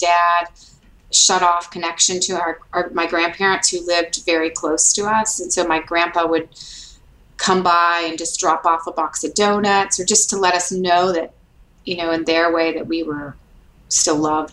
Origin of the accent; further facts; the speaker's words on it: Detroit, Michigan, United States; moved away as an adult; also born or lived in New York City; now in Alabama, United States; I grew up in Detroit, and my parents are from Detroit